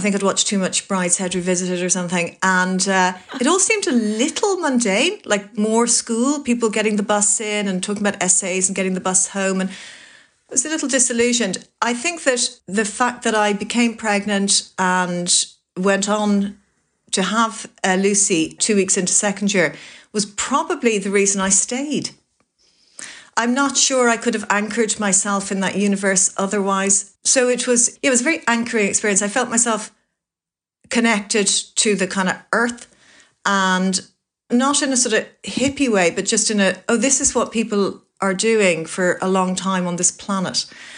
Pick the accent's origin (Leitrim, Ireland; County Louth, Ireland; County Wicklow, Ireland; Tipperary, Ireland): County Wicklow, Ireland; Greystones; So in many ways, when people say, where are you from? The answer that I is there to give is Greystones